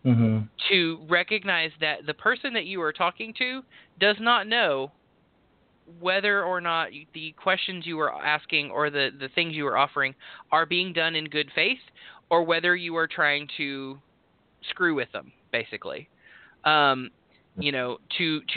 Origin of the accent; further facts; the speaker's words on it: Texas, United States; accent: drawl, twang; moved away; I am a white guy from Texas, but also, like, there's a reason that I'm from Texas and not currently in Texas